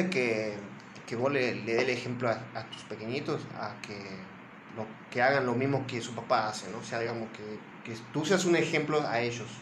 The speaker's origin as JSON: {"language": "Spanish", "country": "Argentina", "said": "yo soy de Argentina"}